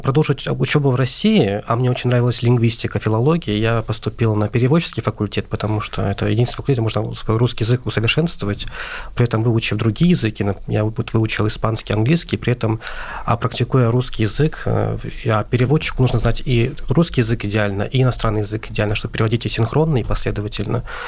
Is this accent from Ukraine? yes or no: no; Azerbaijan; moved away as an adult; now in Moscow, Russia